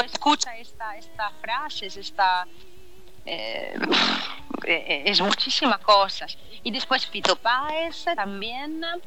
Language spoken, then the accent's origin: Spanish; Italy; Spanish is a second language; now in China; soy italiana, Marco, eh, soy italiana y yo nací en Italia